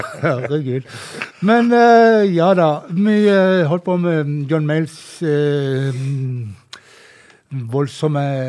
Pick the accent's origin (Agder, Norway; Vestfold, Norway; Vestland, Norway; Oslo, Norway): Agder, Norway; Flekkefjord; når jeg var en ung mann og gikk på fester hjemme i Flekkefjord